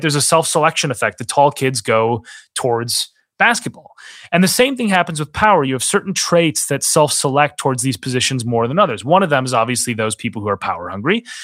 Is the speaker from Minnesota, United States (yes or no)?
yes; Minnesota, United States; moved away; I worked on a political campaign in my home state of Minnesota